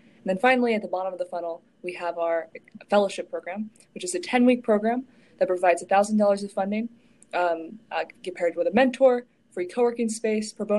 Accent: Lexington, Kentucky, United States; moved away as an adult; now in New Haven, United States; We're both originally from Kentucky. I'm from Lexington

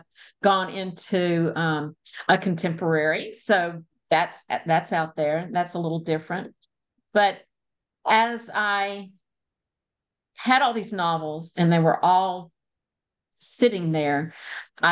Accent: Louisiana, United States; moved away; also born or lived in England / Texas / Mississippi; I live in North Louisiana, and I was born in Louisiana, but I have lived in England, Texas, Mississippi, and we've circled back home

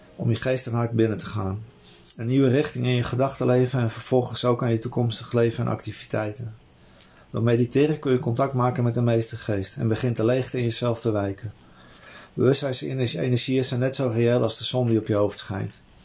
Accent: Amsterdam, North Holland, Netherlands; die buurt waar ik opgegroeid ben, zeg in Amsterdam-Noord

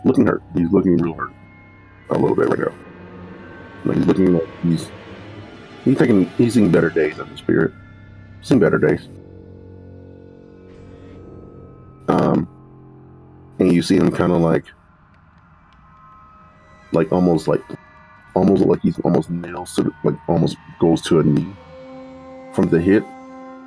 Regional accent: the South, United States; I'm black. I'm from the South

